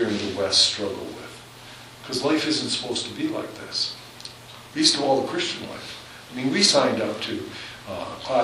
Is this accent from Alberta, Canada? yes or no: yes; Southern Alberta, Canada; now in Hanna, Canada; I'm from Southern Alberta